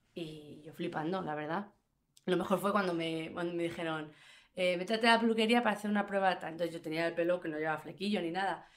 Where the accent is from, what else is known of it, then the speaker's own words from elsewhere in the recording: Fuenlabrada, Community of Madrid, Spain; no soy andaluza, soy de Fuenlabrada